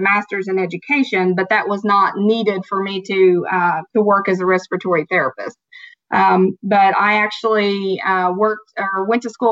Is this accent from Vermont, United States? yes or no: no; Southern Ohio, United States; accent: Southern; I was born and raised in Southern Ohio